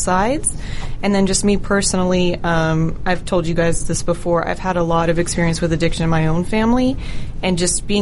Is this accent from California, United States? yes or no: yes; California, United States; moved away as an adult; now in Georgia, United States; I grew up in California. Then I moved to Georgia, did my undergrad at UGA